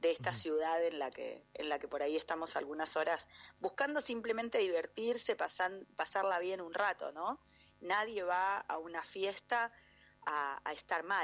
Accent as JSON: {"language": "Spanish", "region": "Mendoza", "country": "Argentina", "said": "somos mendocinos nosotros"}